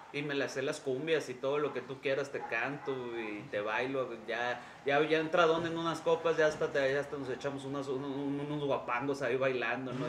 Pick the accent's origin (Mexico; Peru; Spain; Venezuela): Mexico; aquí en México